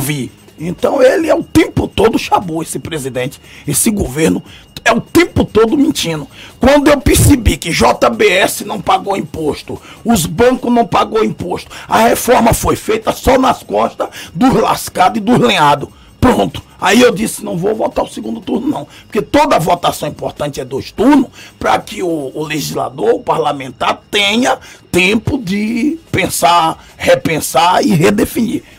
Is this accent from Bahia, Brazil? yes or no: yes; Salvador, Bahia, Brazil; desta cidade onde nasci, no subúrbio, em Piripiri